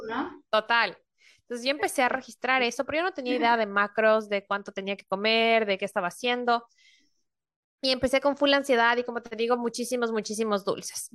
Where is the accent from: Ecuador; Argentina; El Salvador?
Ecuador; moved away as an adult; also born or lived in Spain; now in Norway; yo soy ecuatoriana y vivo en Europa, vivo ahorita en Noruega